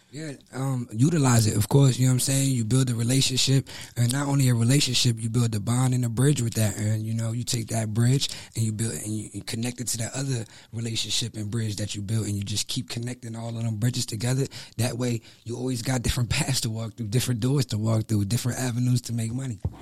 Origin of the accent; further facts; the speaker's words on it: New Jersey, United States; now in Fayetteville, United States; I'm from Jersey